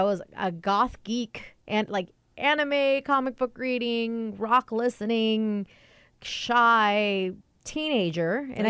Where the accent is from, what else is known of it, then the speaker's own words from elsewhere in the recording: Washington, United States; moved away; I grew up 45 minutes up north, 45, 50 minutes up north.